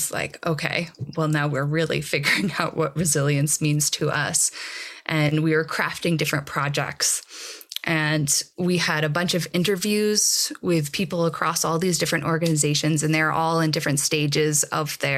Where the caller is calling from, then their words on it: Boulder, Colorado, United States; I am dialing in from Boulder.